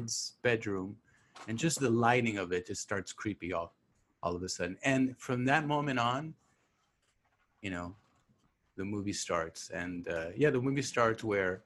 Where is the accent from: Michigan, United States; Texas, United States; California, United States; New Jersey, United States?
California, United States; South Gate; I grew up in Southgate